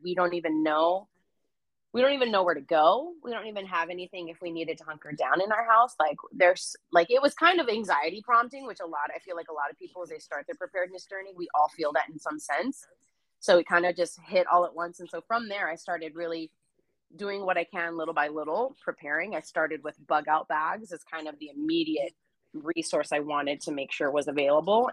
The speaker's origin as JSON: {"language": "English", "town": "San Jose", "region": "California", "country": "United States", "tie": "born or raised there", "moved": "as an adult", "lives_now": "Northern California, United States", "said": "I grew up in California, grew up in the Bay. That's just how we talk"}